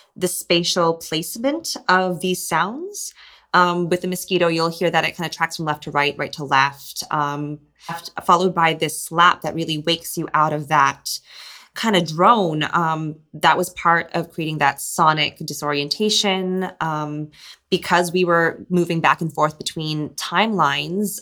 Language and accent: English; Hong Kong; born or raised there; moved away